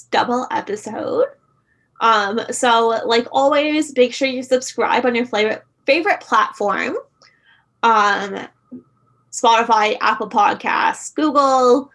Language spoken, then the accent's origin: English; Canada; Canadian Girl Guides